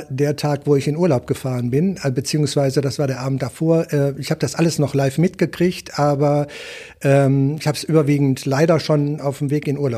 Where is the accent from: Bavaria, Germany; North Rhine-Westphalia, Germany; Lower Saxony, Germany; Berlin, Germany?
North Rhine-Westphalia, Germany; Wuppertal; born there; äh, geboren in Wuppertal, Elektromeister